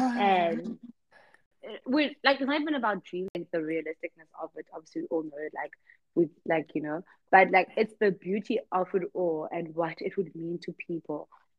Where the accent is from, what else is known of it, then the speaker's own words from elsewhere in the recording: South Africa; I'm South African first.